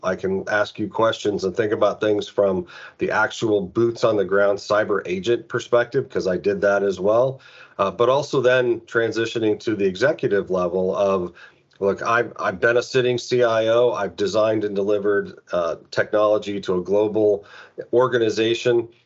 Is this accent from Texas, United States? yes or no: no; Phoenix, Arizona, United States; moved away as an adult; also born or lived in Cincinnati; to be able to come home um, as the special agent in charge of, of the of the Phoenix office to to be the the lead federal officer, you know, the lead federal agent um, in my hometown